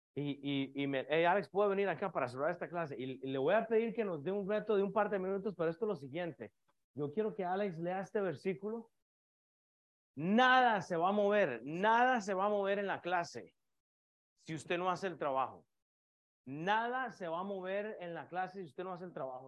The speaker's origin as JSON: {"language": "Spanish", "country": "Costa Rica", "moved": "yes", "said": "yo soy de Costa Rica"}